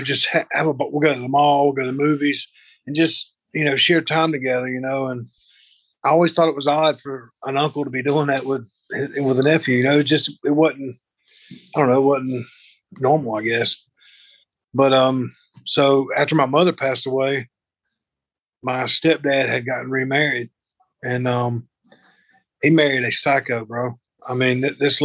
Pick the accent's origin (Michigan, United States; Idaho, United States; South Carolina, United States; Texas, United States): South Carolina, United States; Spartanburg; born or raised there; also born or lived in Greenville, South Carolina